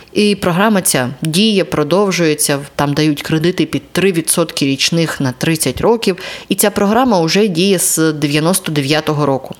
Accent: Yalanets, Mykolaiv Oblast, Ukraine; moved away; мій Яланець, звідки я родом на Миколаївщині

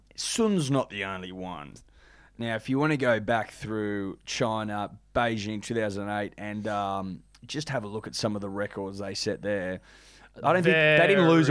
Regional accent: Australia; as an Australian

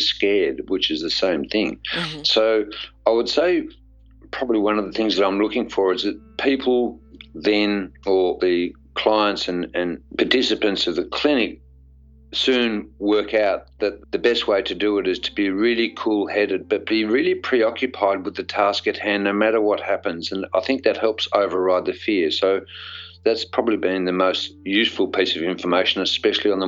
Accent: Australia; as an Australian

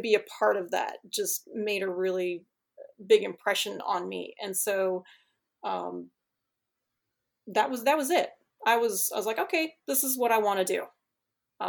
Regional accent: Chicago, Illinois, United States; moved away; I grew up in Chicago

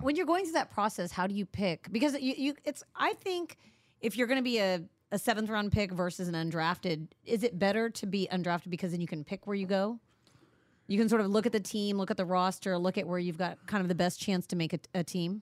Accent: Indiana, United States; moved away; I grew up in Indiana.

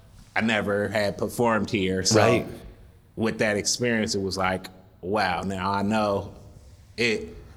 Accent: San Francisco, California, United States; I grew up in the area. So I grew up right up the street, literally a block away. So I've always been in the community

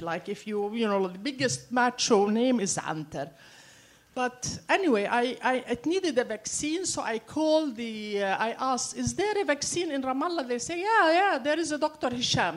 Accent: Syria; I grew up in Syria.

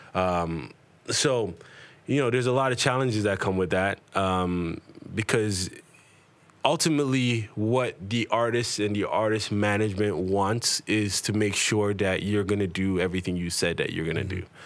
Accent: Toronto, Ontario, Canada; growing up in Toronto

